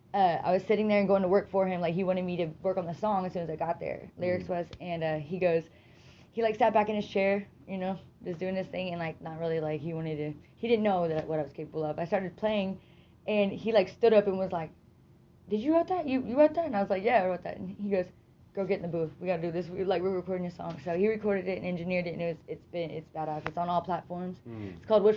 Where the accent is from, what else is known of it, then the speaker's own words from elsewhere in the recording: Broken Arrow, Oklahoma, United States; also born or lived in Ada, Oklahoma / Tulsa, Oklahoma; But I stay here in Tulsa. I grew up in Tulsa. Well, Broken Arrow.